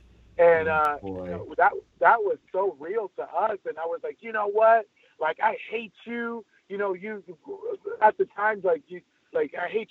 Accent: El Monte, California, United States; I'm born and raised in El Monte, California

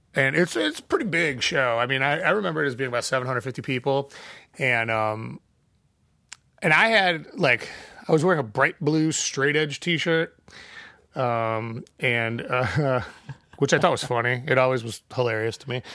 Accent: Chicago, Illinois, United States; We were from Chicago. Our license plate said Illinois

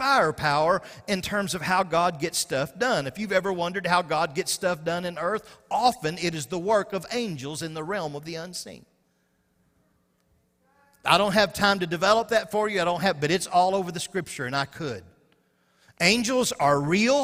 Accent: Arkansas, United States; I'm from Arkansas.

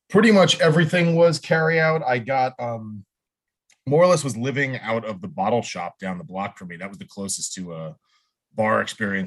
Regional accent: New Jersey, United States; now in California, United States; I grew up in Jersey

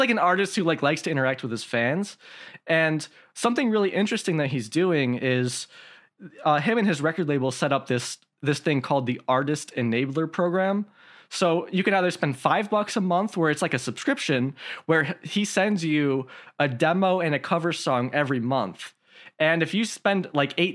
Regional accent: Midwest, United States; I'm from the Midwest like you are, Calvin

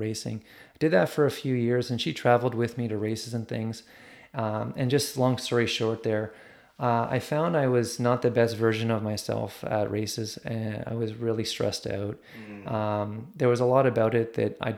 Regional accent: Ottawa, Ontario, Canada; me growing up in Ottawa, being obsessed with hockey.

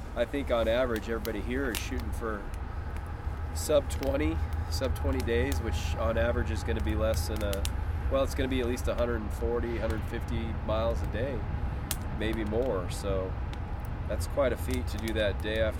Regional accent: Utah, United States; moved away as an adult; now in Oklahoma, United States; I'm from Utah originally, pretty much raised there my whole life, and then I moved to Oklahoma in 2006.

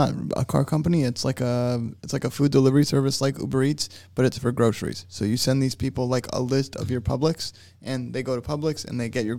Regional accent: West Palm Beach, Florida, United States; also born or lived in Tennessee / Fort Lauderdale, Florida; now in St. Petersburg, United States; I grew up in West Palm

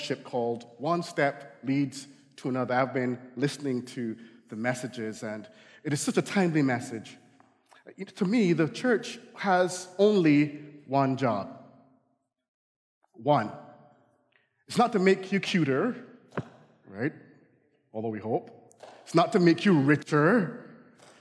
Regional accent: Barbados; accent: Barbadian; now in United States; I grew up in the Caribbean, so fall, you know, we don't have fall

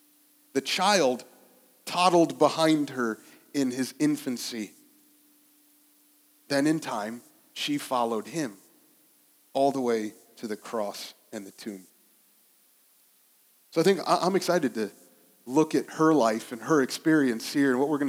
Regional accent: West Liberty, Ohio, United States; This is like where I grew up in Ohio. I never tell anybody that I'm from West Liberty because nobody's ever heard of West Liberty.

